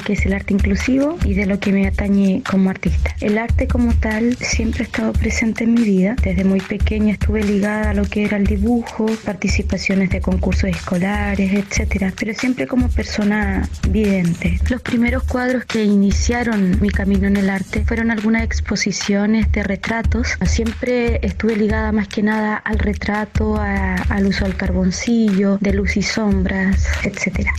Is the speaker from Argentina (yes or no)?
no; Chile; soy chilena